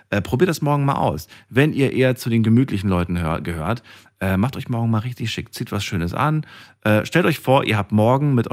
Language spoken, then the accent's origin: German; Albania; weil sie ist äh, Albanerin, ich bin Albaner.